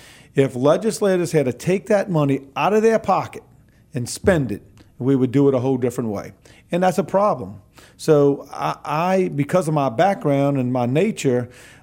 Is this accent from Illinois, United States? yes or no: no; New Orleans, Louisiana, United States; I come from the New Orleans region. Mm-hmm. I was born and raised there, but I live on the North Shore.